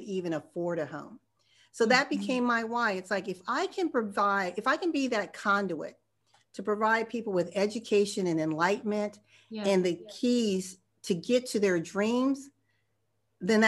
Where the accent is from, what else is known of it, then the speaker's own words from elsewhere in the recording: Arizona, United States; I'm from Arizona